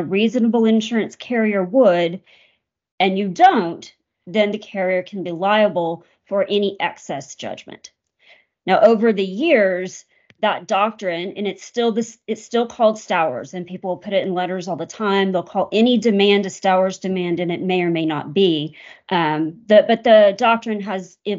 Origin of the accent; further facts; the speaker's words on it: Texas, United States; I was born in Texas, have lived here most of my life.